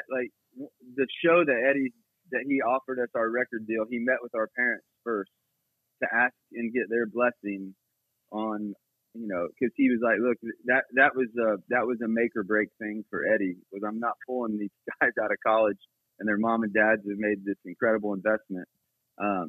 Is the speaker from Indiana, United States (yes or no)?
yes; near Anderson, Indiana, United States; I grew up in Gaither country, kind of near Anderson, Indiana